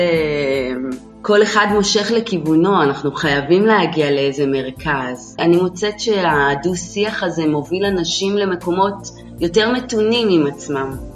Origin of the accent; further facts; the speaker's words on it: Israel; also born or lived in United States; הייתי ילדה בעצם קיבוצניקית שיש את הארון המשותף, אין בגדים אישיים, והיה לי בית בארצות הברית